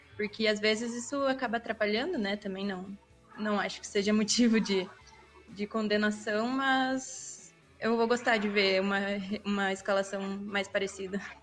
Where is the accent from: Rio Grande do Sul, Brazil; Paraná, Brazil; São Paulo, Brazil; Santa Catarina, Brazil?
Paraná, Brazil; eu sou do Paraná